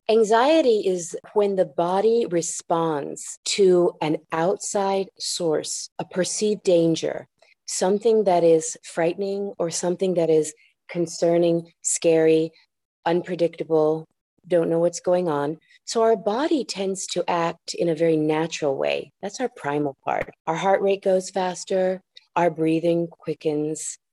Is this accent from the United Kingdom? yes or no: no; San Juan, Puerto Rico; first language ja; English is a second language; moved away; also born or lived in Michigan / Osaka, Japan; Well, I was born in Michigan and then spent uh, first few years of my life in Osaka, Japan, where I learned Japanese as my first language. And after that, I moved to San Juan, Puerto Rico, losing my Japanese, picking up the English and picking up my Spanish.